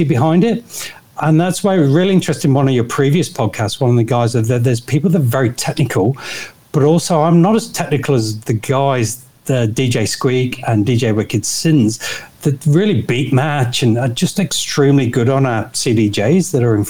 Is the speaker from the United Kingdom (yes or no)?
yes; Nottingham, East Midlands, United Kingdom; moved away as an adult; now in Hervey Bay, Australia; I'm from Nottingham, so Robin Hood country is the easiest way to describe that.